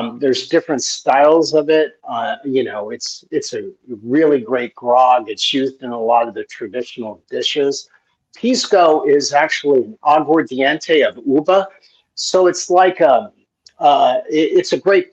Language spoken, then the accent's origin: English; Trenton, New Jersey, United States; now in South Texas, United States; I grew up in Trenton, New Jersey.